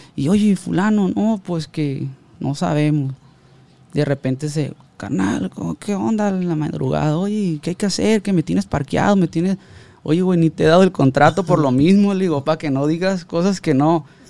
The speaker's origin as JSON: {"language": "Spanish", "area": "Ruiz Cortines", "region": "Sinaloa", "country": "Mexico", "said": "de donde yo soy, de, de, de Ruiz Cortines"}